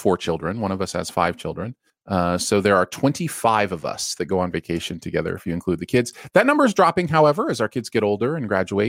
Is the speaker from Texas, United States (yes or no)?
yes; Austin, Texas, United States; I'm from Austin and my friend is from Nashville. We've wanted to visit each other's hometown since neither of us have been.